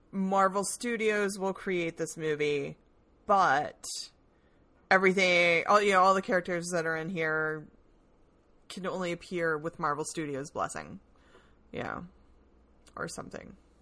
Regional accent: the South, United States; I'm a Southerner

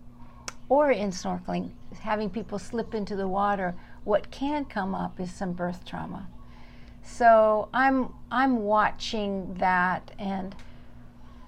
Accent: Southern California, United States; moved away as an adult; now in Big Island, Hawaii, United States; I grew up in Southern California and was passionate about the ocean

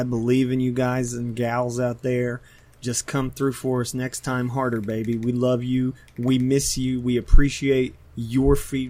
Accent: Southern West Virginia, United States; accent: southern; now in Pittsburgh, United States; I grew up in Southern West Virginia.

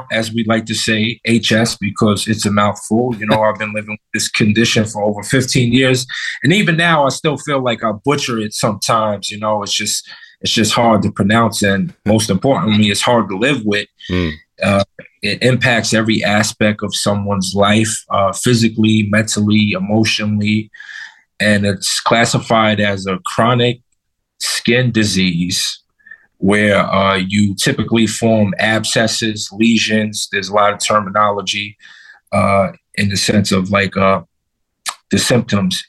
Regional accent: New York City, New York, United States; now in Connecticut, United States; I was originally from Brooklyn, New York. Now I live in Connecticut

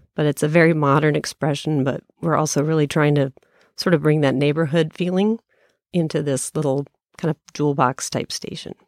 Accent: Colorado, United States; moved away as an adult; also born or lived in Kansas; I was from Colorado originally

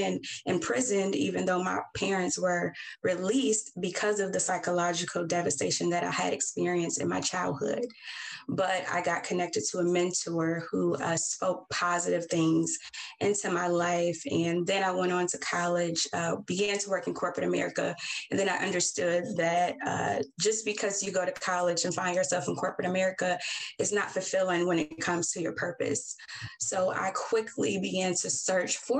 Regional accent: Detroit, Michigan, United States; I'm born and raised in Detroit, Michigan

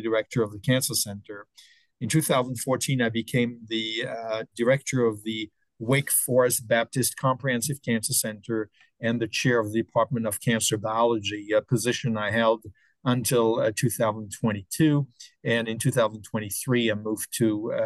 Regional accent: French-speaking part of Switzerland, Romandy, Switzerland; moved away as an adult; also born or lived in Stockholm, Sweden / New York, United States; now in Detroit, United States; I grew up in the French-speaking part of Switzerland and started medical school in Switzerland

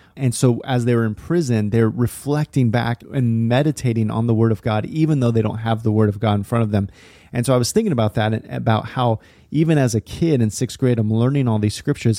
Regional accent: Lodi, California, United States; now in Portland, United States; I grew up going to this small church in Northern California, little town called Lodi, kind of sandwiched in between Sacramento and Stockton

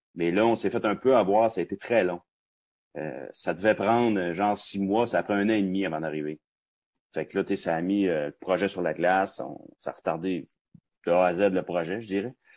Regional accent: Roberval, Quebec, Canada; Robertval au Lac-Saint-Jean, parce que je suis natif de là, moi, c'est ma ville natale

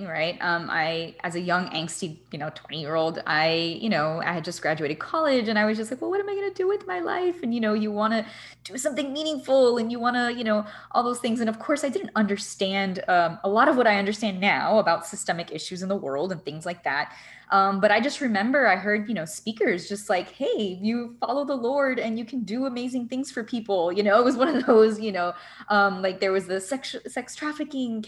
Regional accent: Miami, Florida, United States; growing up in Miami, I partied a lot

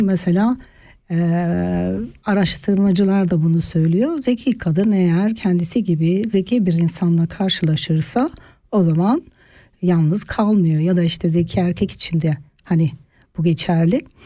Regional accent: Turkey; now in Switzerland; Türkiye kültüründe yetiştim.

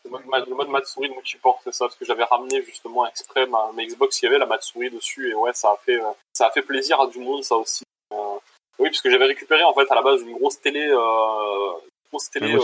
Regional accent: Bordeaux, Nouvelle-Aquitaine, France; now in Switzerland; moi aussi je suis de Bordeaux

